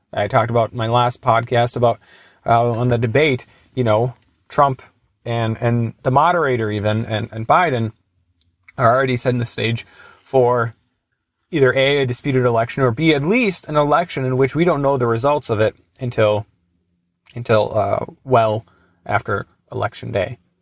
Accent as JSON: {"language": "English", "town": "Duluth", "region": "Minnesota", "country": "United States", "tie": "born or raised there", "said": "Duluth, which is my hometown"}